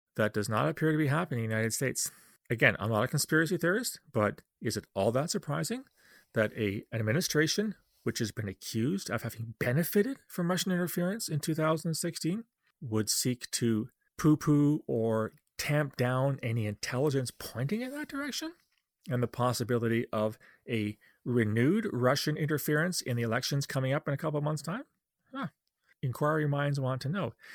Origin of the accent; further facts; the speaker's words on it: Canada; as a Canadian